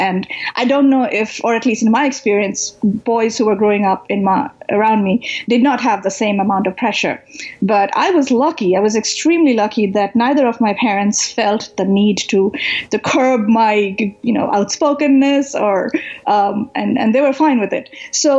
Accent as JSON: {"language": "English", "town": "Kolkata", "region": "West Bengal", "country": "India", "tie": "born or raised there", "also_born_or_lived": "New Delhi", "moved": "as an adult", "said": "So I grew up, I was born in Calcutta in India, in eastern India, and I lived there for the first 18 years of my life. I left Calcutta after high school to go to college in New Delhi."}